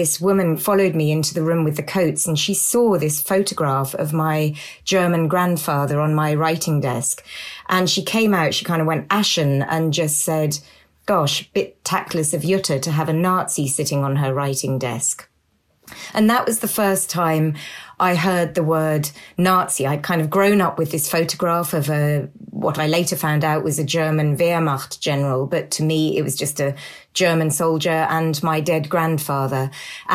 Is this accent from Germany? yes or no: no; south of England, United Kingdom; I grew up in England, in the south of England